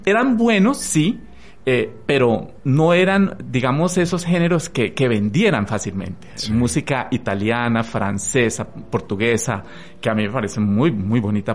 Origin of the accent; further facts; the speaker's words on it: Armero, Tolima, Colombia; also born or lived in Bogotá; now in Ibagué, Colombia; yo soy de Armero. ¿Sí? Yo nací en Armero